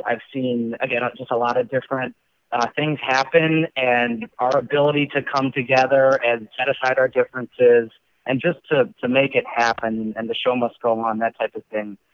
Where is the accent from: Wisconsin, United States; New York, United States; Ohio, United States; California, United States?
Wisconsin, United States; accent: Wisconsin; now in Lake Zurich, United States; my Wisconsin accent